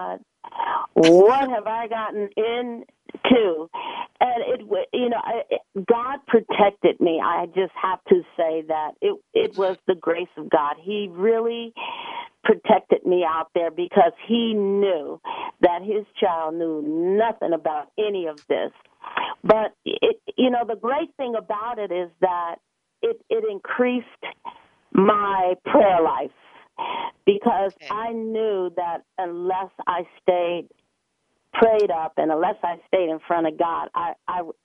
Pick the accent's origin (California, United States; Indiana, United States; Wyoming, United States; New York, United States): Indiana, United States; Gary; I grew up in Gary, Indiana